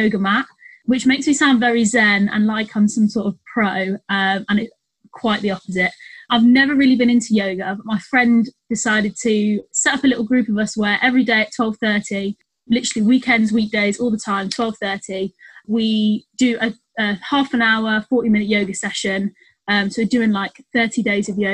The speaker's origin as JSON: {"language": "English", "town": "Nottingham", "region": "East Midlands", "country": "United Kingdom", "moved": "yes", "lives_now": "Birmingham, United Kingdom", "said": "I'm not from Birmingham. I live in Birmingham. I'm from Nottingham."}